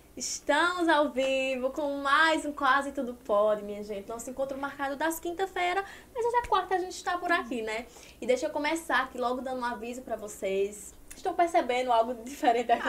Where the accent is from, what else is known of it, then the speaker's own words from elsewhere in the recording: Santa Terezinha, Pernambuco, Brazil; Santa Terezinha, que é a minha cidade, Pernambuco